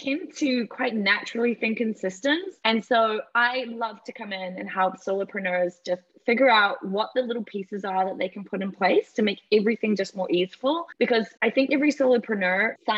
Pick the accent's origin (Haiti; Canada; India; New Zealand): New Zealand; moved away as an adult; now in United Kingdom; Growing up in New Zealand, this beautiful paradise surrounded by nature